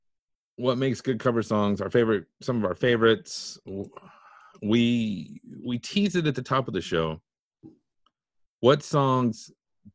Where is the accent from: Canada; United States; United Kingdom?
United States; Texas; We grew up in Podunkville, Texas.